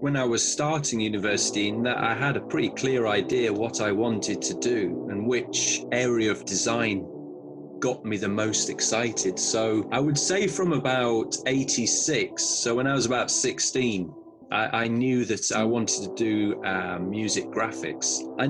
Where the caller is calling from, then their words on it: Ealing, London, United Kingdom; I'm based in Ealing, West London.